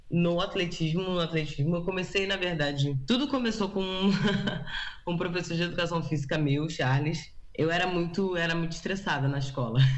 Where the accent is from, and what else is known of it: Brazil; born or raised there; moved away as an adult; now in United States